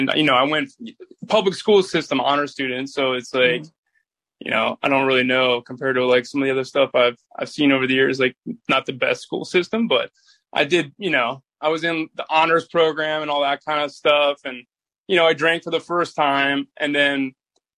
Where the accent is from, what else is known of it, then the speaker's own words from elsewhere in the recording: Boca Raton, Florida, United States; also born or lived in Clearwater Beach, Florida; So grew up in Boca Raton, Delray Beach area